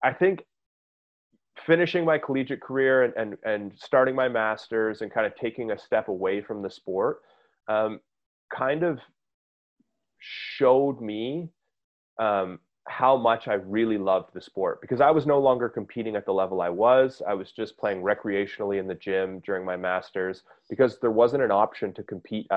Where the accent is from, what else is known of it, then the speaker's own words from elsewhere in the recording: Canada; as a Canadian in an environment where, you know, we get like 3 good months of summer a year.